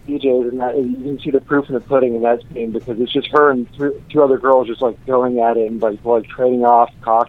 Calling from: Orlando, Florida, United States; I'm calling from Orlando, Florida.

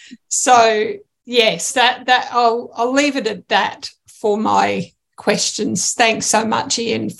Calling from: Australia; So, yes, I'm joining from Australia

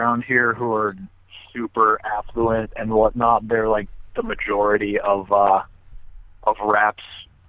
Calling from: Rockville, Maryland, United States; I'm in Rockville, Maryland right now.

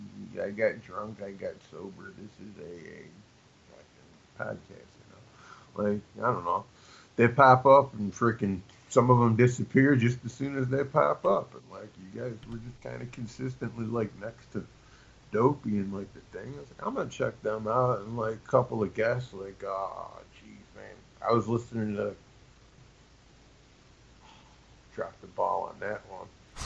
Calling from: Chicago, Illinois, United States; Just outside of Chicago, Illinois.

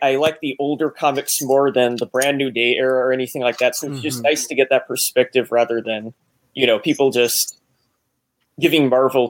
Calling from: Los Angeles, California, United States; Hey, I'm from Los Angeles, California.

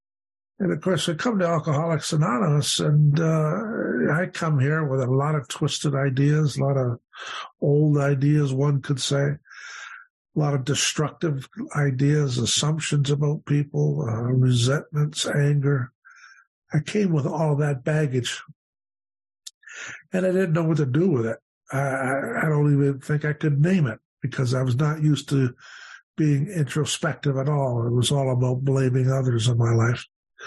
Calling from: Hamilton, Ontario, Canada; And I come to you from Hamilton, Ontario, today, and looking forward very much to being with you.

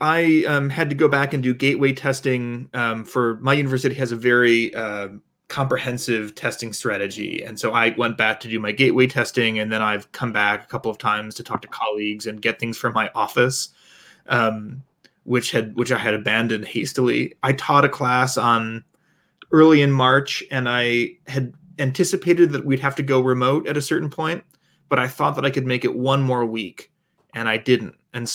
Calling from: New Haven, Connecticut, United States; So I'm calling from New Haven, Connecticut, and cases are rising here

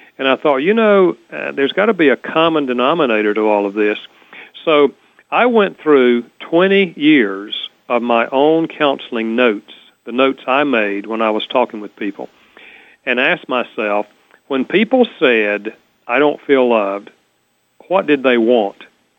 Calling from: Winston-Salem, North Carolina, United States; Oh, yeah. Winston-Salem.

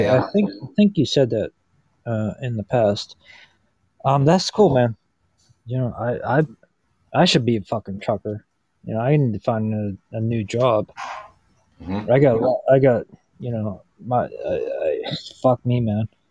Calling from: Pittsburgh, Pennsylvania, United States; I'm calling from uh, Pittsburgh, Pennsylvania

